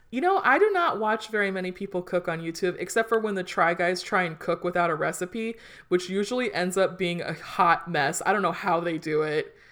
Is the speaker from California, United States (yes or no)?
yes; Hawthorne, California, United States; now in Omaha, United States; our little town of growing up in Hawthorne, California.